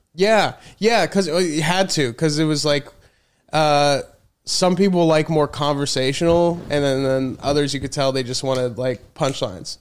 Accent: Colorado, United States; moved away as an adult; also born or lived in Chicago / Los Angeles / New York; now in Austin, United States; I mainly grew up in Colorado

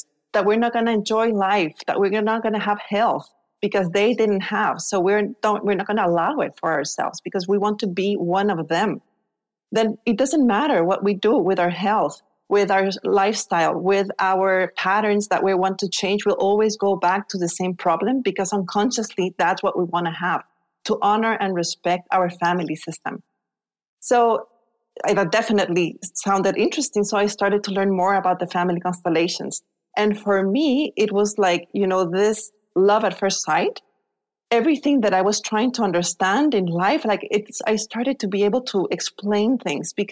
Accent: Guatemala; moved away as an adult; also born or lived in Spain; I was born in Guatemala.

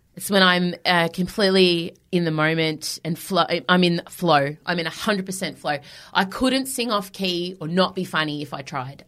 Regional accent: Melbourne, Victoria, Australia; I've sold out Hamer Hall in my hometown

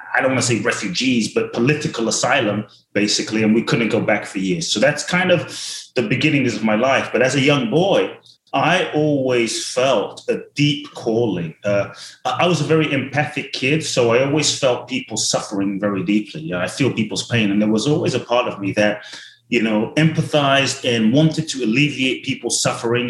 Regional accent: London, United Kingdom; also born or lived in Ghana; now in Los Angeles, United States; I grew up in London

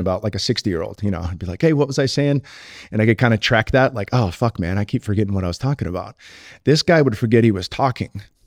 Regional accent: Silicon Valley, California, United States; I grew up in the Silicon Valley

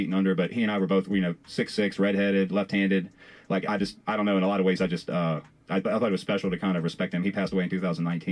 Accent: Farmville, Virginia, United States; I'm from Farmville, which is technically Piedmont

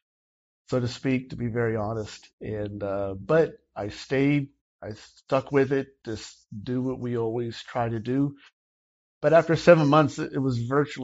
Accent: Miami, Florida, United States; moved away as an adult; also born or lived in Austin, Texas / Round Rock, Texas / Clovis, New Mexico; now in Hope Mills, United States; I was born and raised in Miami, Florida

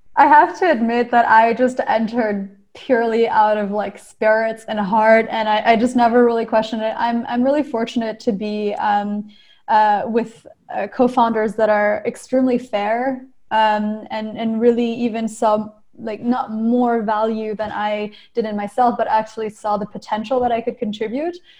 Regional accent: Maryland, United States; also born or lived in New Caledonia / Montreal; I grew up in Maryland

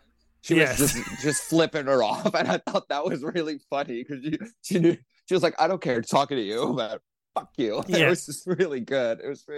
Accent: New York, United States; it's a it was a smart thing to think about things that are frustrating as a New Yorker, you know.

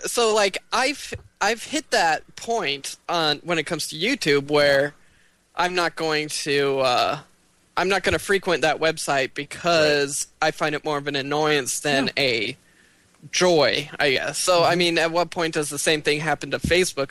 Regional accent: United States; we as American consumers

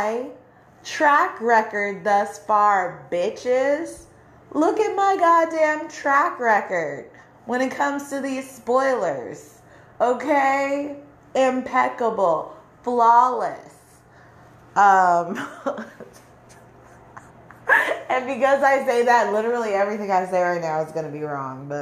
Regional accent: California, United States; moved away as an adult; go to California, go back to my hometown to visit

